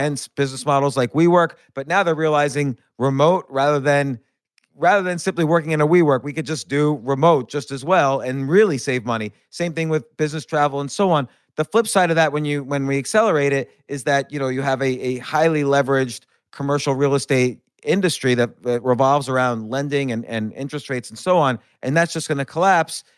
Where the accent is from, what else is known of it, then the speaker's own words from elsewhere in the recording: New York City, New York, United States; I'm a New Yorker